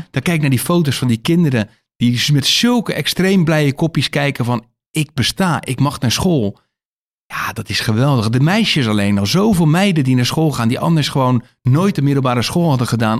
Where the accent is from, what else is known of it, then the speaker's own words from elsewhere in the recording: Rotterdam, South Holland, Netherlands; waar ik vandaan kom in Nederland en met name in Rotterdam